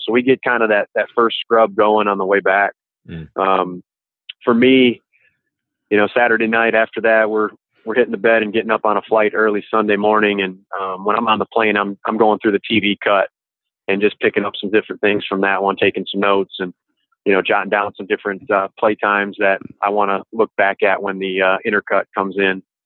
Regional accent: Grand Rapids, Michigan, United States; now in Mandeville, United States; I am from Grand Rapids, Michigan, originally.

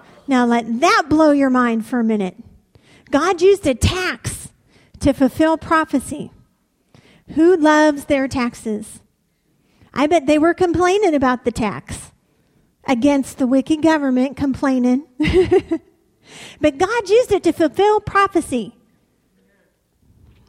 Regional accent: Warren, Ohio, United States; I'm from Warren, Ohio. It's where I grew up. With the exception of 5 years of my life, this is the only place I've ever lived.

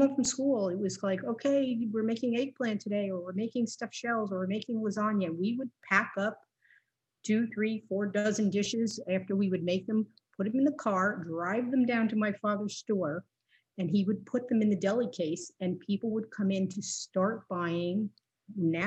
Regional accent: Northern New Jersey, United States; I grew up in Northern Jersey. So I'm a definite city girl. We were born and raised in the city.

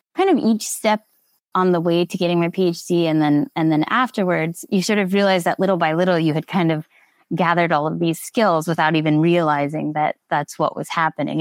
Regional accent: Nevada, United States; moved away as an adult; also born or lived in Alpena, Michigan; I'm originally from Nevada

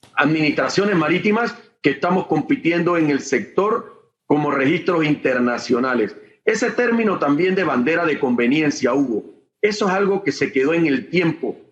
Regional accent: Panama; nosotros como panameños

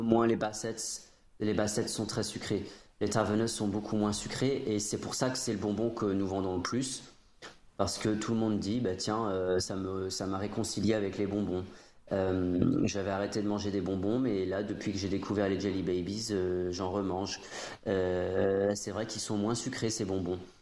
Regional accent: Midlands, United Kingdom; French is a second language; now in France; chez nous, dans les, dans les Midlands

